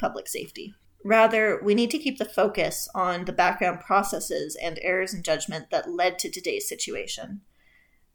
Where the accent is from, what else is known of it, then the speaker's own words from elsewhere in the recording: Canada; I'm Canadian